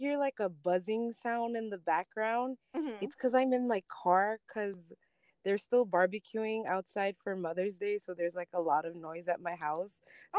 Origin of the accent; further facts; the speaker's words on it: Pohnpei, Micronesia; first language Ngatikese; English is a second language; also born or lived in Wahlap / Palikir; Most of my memories growing up on Ponpe is of my dad taking me with him everywhere.